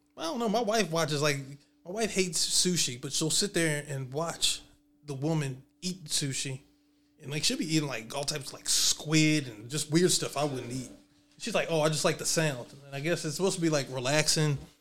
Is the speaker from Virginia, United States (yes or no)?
yes; Southwest Virginia, United States; I grew up in Southwest Virginia